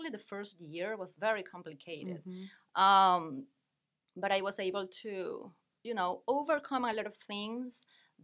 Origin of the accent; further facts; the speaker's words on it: Caracas, Capital District, Venezuela; English is a second language; moved away as an adult; now in Wilmington, United States; I arrived to the United States 5 years ago, directly from Caracas, the capital.